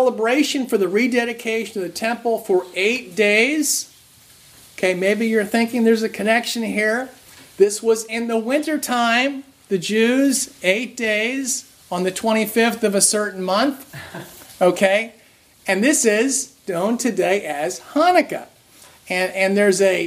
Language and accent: English; New Jersey, United States; as a kid growing up in New Jersey